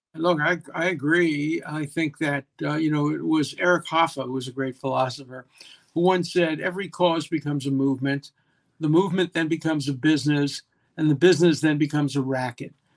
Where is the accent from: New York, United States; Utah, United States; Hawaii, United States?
New York, United States; Brooklyn; I come from Brooklyn, but not in Minnesota.